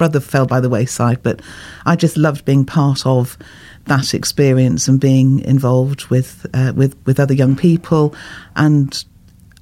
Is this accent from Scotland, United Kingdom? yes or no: no; Bournemouth, South West England, United Kingdom; also born or lived in Norfolk; I was born in Norfolk, and my parents used to go to the Anglican Church, and I was christened in the Anglican Church. But then we moved to Bournemouth